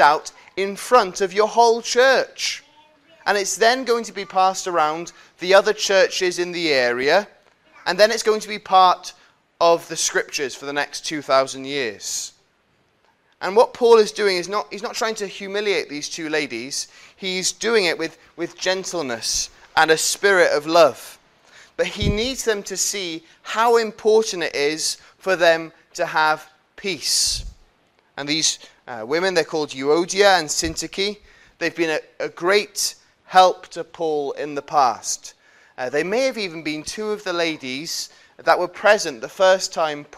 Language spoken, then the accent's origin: English; United Kingdom; as British people